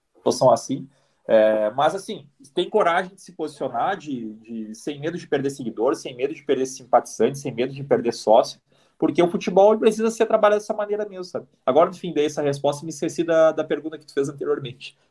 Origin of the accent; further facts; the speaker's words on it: Brazil; moved away; eu saí do Brasil